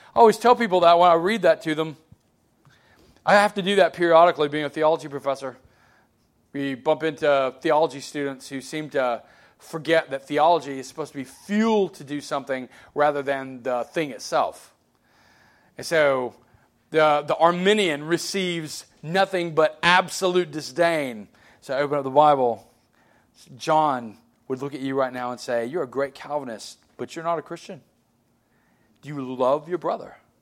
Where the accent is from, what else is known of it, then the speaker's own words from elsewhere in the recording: Alabama, United States; I grew up in Alabama.